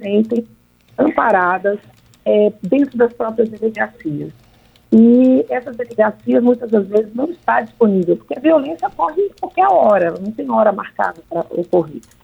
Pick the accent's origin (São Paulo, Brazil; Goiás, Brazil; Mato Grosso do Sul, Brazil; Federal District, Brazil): Federal District, Brazil; nós somos aqui do Distrito Federal